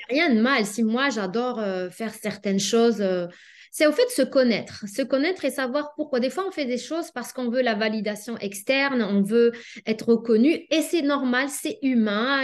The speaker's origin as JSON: {"language": "French", "country": "Algeria", "tie": "born or raised there", "also_born_or_lived": "Lyon, France", "moved": "as an adult", "lives_now": "Canada", "said": "je suis née en Algérie, puis j'ai étudié en Algérie la pharmacie"}